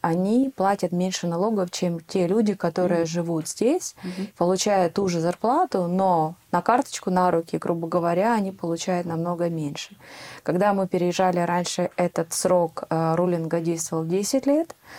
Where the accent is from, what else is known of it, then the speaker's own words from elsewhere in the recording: Ukraine; moved away as an adult; now in Netherlands; я из Украины